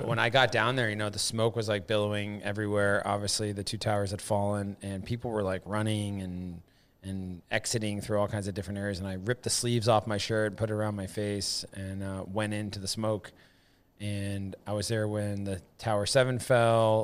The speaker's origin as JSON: {"language": "English", "region": "upstate New York", "country": "United States", "tie": "born or raised there", "also_born_or_lived": "Montana", "moved": "yes", "said": "It was a weird microcosm, like, upstate New York, 'cause it's very rural"}